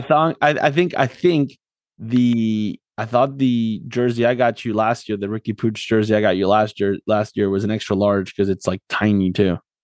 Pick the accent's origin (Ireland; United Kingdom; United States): United States; South Florida; moved away as an adult; also born or lived in Argentina; now in Philadelphia area, United States; I grew up in South Florida